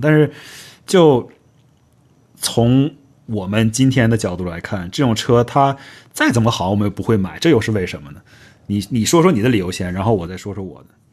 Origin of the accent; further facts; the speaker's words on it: Northeast China, China; 尤其我家在东北